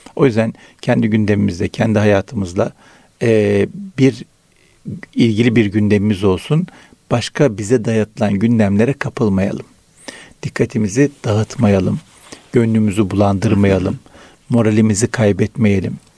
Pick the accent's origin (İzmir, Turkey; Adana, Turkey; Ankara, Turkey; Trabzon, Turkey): Trabzon, Turkey; Araklı; moved away; Trabzon Araklıyız.